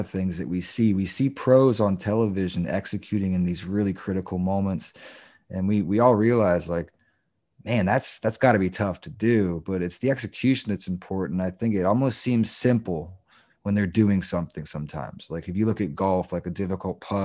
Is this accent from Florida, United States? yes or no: yes; Daytona Beach, Florida, United States; We grew up in Daytona